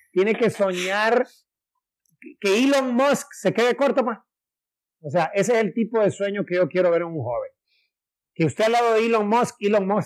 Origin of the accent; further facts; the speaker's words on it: Trinidad, Santa Bárbara, Honduras; que yo soy de Orica, que soy de Trinidad Santa Bárbara